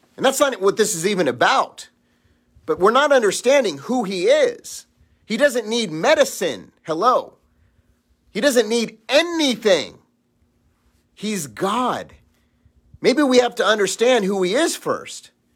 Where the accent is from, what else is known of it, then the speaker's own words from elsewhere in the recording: Los Angeles, California, United States; I grew up in Los Angeles